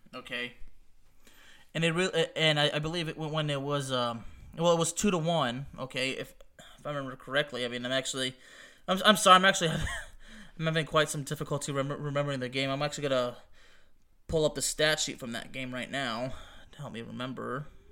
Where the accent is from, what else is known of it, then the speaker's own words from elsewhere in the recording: Lyon, Auvergne-Rhône-Alpes, France; moved away; Olympique Lyonnais, the club of my hometown in France